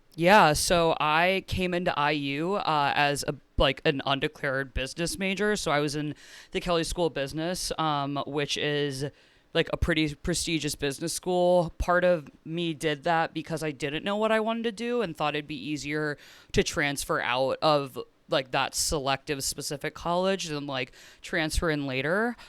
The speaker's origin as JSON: {"language": "English", "town": "Cincinnati", "region": "Ohio", "country": "United States", "said": "I'm from Cincinnati, Ohio, so it was in Cincinnati."}